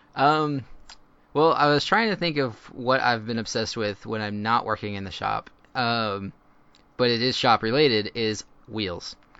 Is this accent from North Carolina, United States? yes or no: no; Houston, Texas, United States; I grew up in, uh, suburbia of Houston and, uh, out of Cyprus.